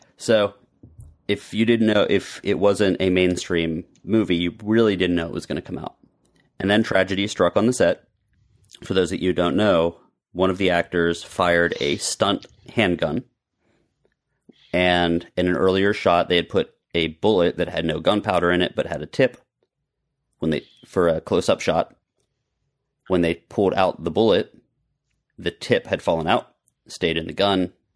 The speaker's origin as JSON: {"language": "English", "town": "Monroeville", "region": "Pennsylvania", "country": "United States", "tie": "born or raised there", "moved": "yes", "lives_now": "Florida, United States", "said": "Pittsburgh, which is where I grew up. In fact, my hometown, Monroeville, is where Dawn of the Dead was shot"}